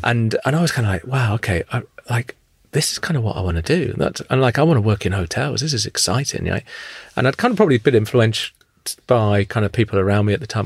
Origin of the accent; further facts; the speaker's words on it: Luton, East of England, United Kingdom; I grew up in Luton